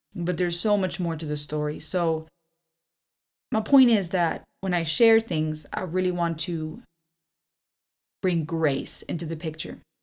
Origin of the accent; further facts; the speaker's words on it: Karlsruhe, Baden-Württemberg, Germany; moved away as an adult; now in Georgia, United States; we grew up in Germany, our life was fairly average